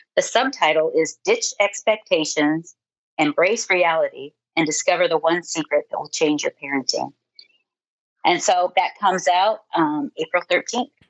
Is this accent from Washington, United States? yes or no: no; Ohio, United States; moved away as an adult; also born or lived in Nebraska; I grew up in Ohio